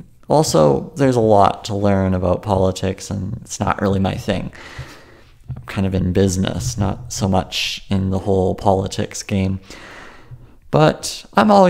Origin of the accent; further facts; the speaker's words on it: Canada; I'm Canadian